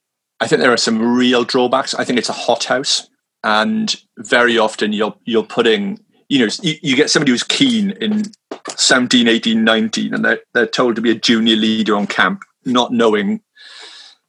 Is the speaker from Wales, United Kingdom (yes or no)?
yes; Swansea, Wales, United Kingdom; moved away as an adult; now in London, United Kingdom; I'm originally from Swansea in South Wales